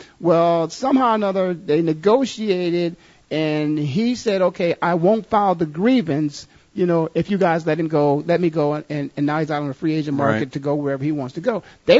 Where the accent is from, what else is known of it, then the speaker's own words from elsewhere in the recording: Canton, Ohio, United States; he made it to my hometown.